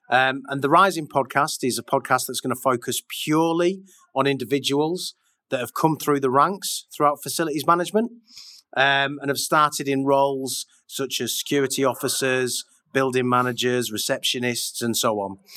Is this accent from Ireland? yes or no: yes; Dublin, Leinster, Ireland; accent: Irish; so I'm from Dublin